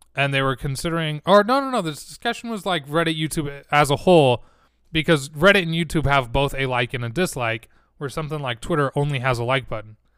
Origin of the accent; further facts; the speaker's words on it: Utah, United States; I'm from Utah